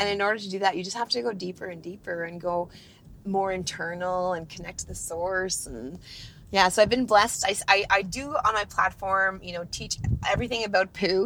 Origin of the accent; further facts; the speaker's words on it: Northern Ontario, Canada; I grew up in Northern Ontario, Canada